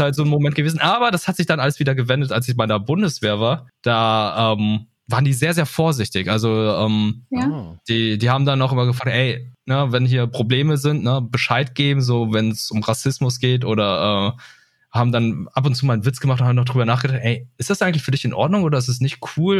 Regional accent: Lüneburg, Lower Saxony, Germany; ich bin in Lüneburg aufgewachsen

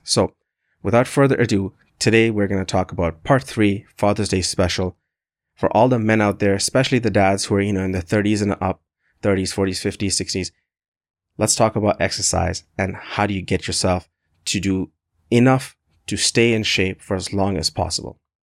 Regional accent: Canada; I'm a proud Canadian.

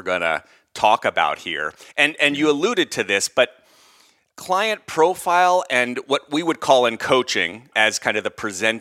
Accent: outside of Philadelphia, Pennsylvania, United States; a guy who grew up outside of Philly

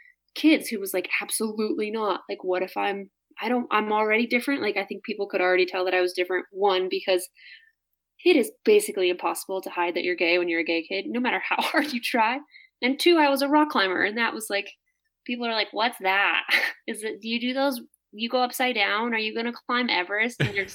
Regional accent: Midwest, United States; And I think I was just insecure and sort of hiding behind like how I felt growing up in the Midwest

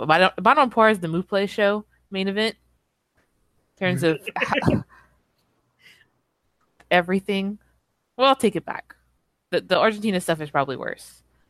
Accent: Cajun, Louisiana, United States; I'm Cajun

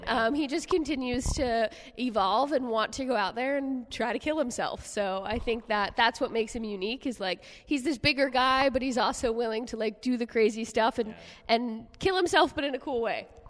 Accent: New Jersey, United States; one area in Jersey and I'm from a small area, but I'm still from the whole freaking thing

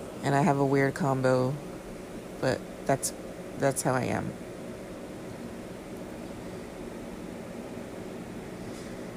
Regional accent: California, United States; I'm from California

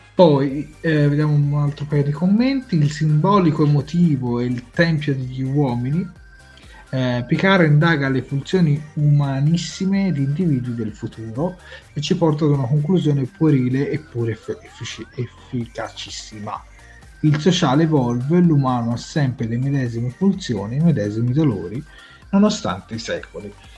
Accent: Tuscany, Italy; noi siamo toscani

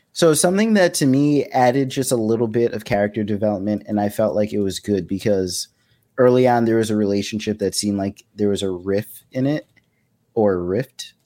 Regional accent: New York, United States; where we grew up in New York

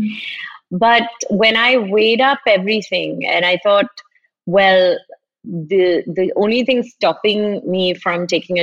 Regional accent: Kerala, India; also born or lived in Middle East; So I am from Kerala, but I didn't grow up here. I grew up like a lot of Keralites in the Middle East.

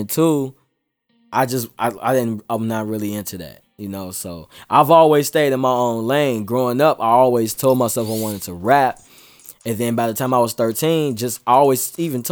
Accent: Chicago, Illinois, United States; Southside Chicago, Gage Park. People that know, I'm from Gage Park, born and raised.

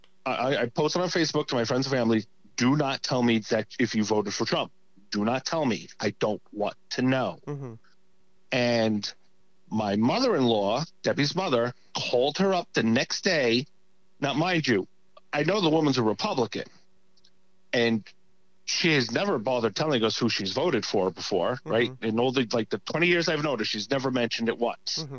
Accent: New York City, New York, United States; I grew up in New York. I grew up in, Brooklyn

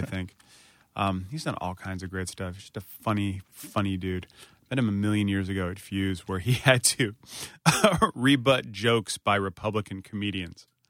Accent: Northern Virginia, United States; I'm from Northern Virginia

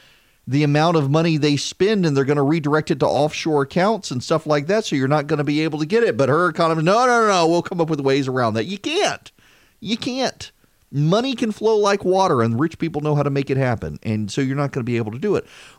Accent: Louisiana, United States; I shouldn't say we since I'm from Louisiana, but you get the point.

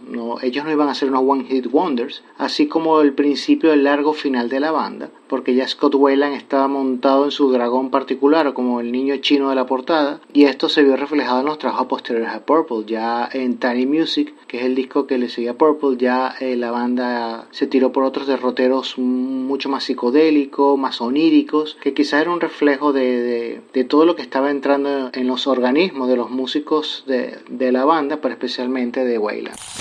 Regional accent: La Unión, Region of Murcia, Spain; now in Santo Domingo, Dominican Republic; aunque estamos radicados en Santo Domingo, República Dominicana, esencialmente es una web española porque yo soy murciano de la Unión

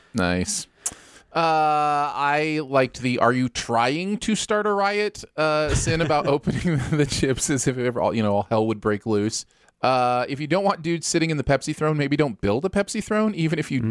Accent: Michigan, United States; moved away; growing up in Michigan

